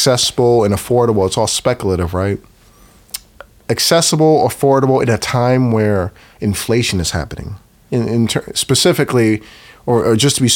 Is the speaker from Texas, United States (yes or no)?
no; Oakland, California, United States; I grew up in West Oakland, 17th Adeline